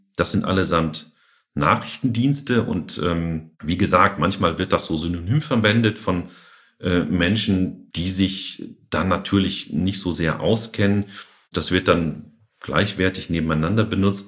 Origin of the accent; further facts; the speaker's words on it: Germany; bei uns in Deutschland